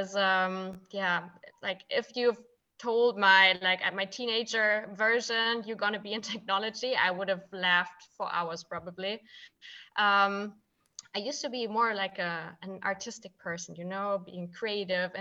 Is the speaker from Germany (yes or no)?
yes; Frankfurt, Hesse, Germany; I'm from Frankfurt.